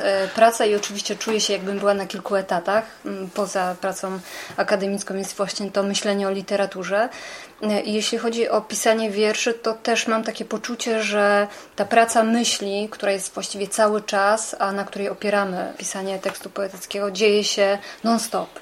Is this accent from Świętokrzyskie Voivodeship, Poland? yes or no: no; Beskid Sądecki, Lesser Poland, Poland; jako taka nastolatka w tym Beskidzie Sądeckim, w małej wsi, wychowując się w gospodarstwie